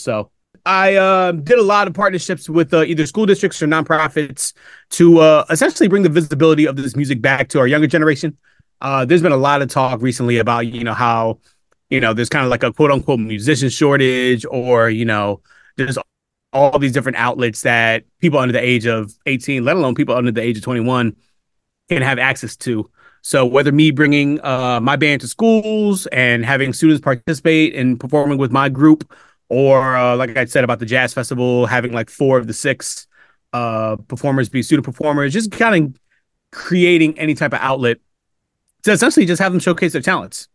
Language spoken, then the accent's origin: English; Upper Darby, Pennsylvania, United States; also born or lived in Philadelphia; I was born in Philadelphia, but I was raised outside the city in a town called Upper Darby, uh, Pennsylvania